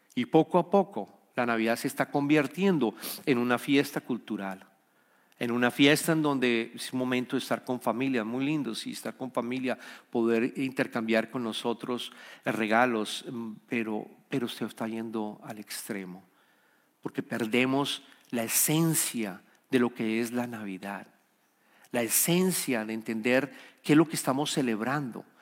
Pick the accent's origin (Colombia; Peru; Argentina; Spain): Colombia; soy colombiano